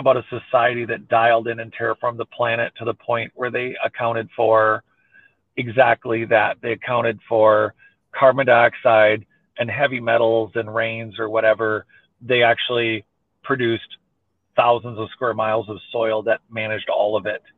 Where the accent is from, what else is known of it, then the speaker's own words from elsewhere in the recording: Minnesota, United States; I grew up in Minnesota